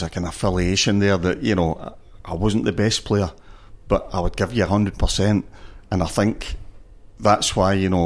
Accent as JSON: {"language": "English", "town": "Glasgow", "region": "Scotland", "country": "United Kingdom", "said": "I'm from Glasgow"}